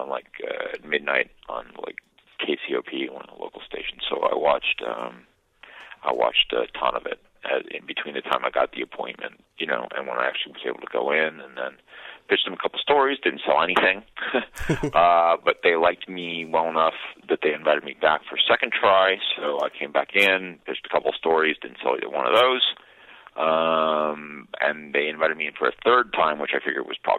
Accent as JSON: {"language": "English", "town": "San Francisco", "region": "California", "country": "United States", "tie": "born or raised there", "said": "I grew up mostly in San Francisco"}